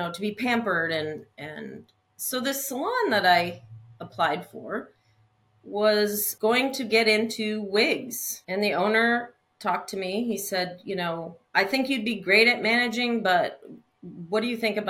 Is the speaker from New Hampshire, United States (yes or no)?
yes; Peterborough, New Hampshire, United States; I was born in Concord, New Hampshire. No, Peterborough, New Hampshire. Sorry. New Hampshire. So New England, East Coast girl. I was born and raised there